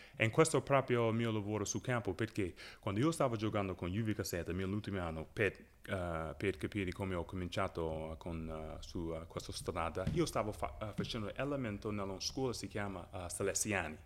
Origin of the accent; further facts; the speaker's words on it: Chicago, Illinois, United States; first language English; Italian is a second language; moved away as an adult; also born or lived in Orlando / Avellino; now in Italy; io vengo da Westside